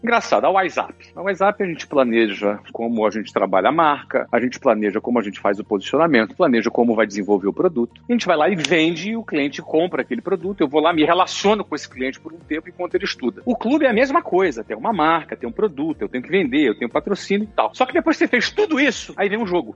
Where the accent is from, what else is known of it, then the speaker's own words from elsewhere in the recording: Rio de Janeiro, Brazil; como bom brasileiro e carioca